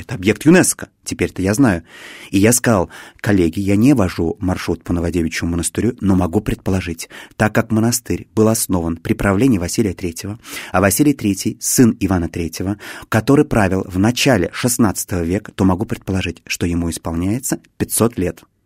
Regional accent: Cheboksary, Chuvashia, Russia; now in Moscow, Russia; я не из Москвы, я родом из Чебоксар, есть такой небольшой город

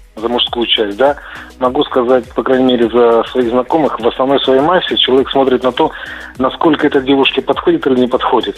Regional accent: Krasnodar, Krasnodar Krai, Russia; Я из Краснодара

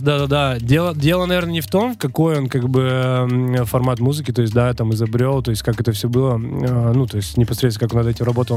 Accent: Labytnangi, Yamalo-Nenets Autonomous Okrug, Russia; moved away as an adult; also born or lived in Dubna, Tula Oblast; now in Moscow, Russia; Я вообще родился в Тульской области, это mm. поселок Дубна. А, то есть давненько, да, в 93 году. А, и затем как бы с родителями туда-сюда и поехали на север. Полуостров Ямал, Лабытнанги

